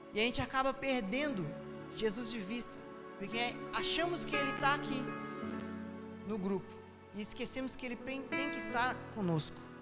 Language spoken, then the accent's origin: Portuguese; São Paulo, Brazil; eu, que nasci em São Paulo, às vezes quando criança, a gente ia na, na principal avenida de São Paulo